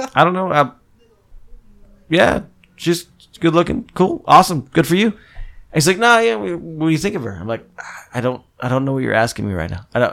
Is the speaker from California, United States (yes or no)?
no; Phillipsburg, New Jersey, United States; moved away; my hometown from New Jersey, which is Phillipsburg